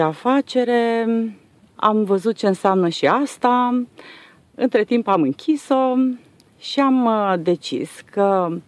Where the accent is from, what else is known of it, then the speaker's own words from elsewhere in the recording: Transylvania, Romania; now in Dobruja, Romania; am venit noi din Ardeal